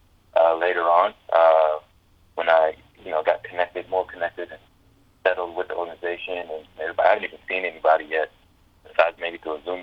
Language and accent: English; Atlanta, Georgia, United States; moved away; also born or lived in Houston; my hometown of Atlanta